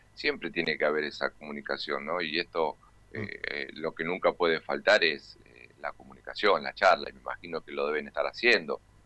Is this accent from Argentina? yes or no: yes; Argentina; como argentino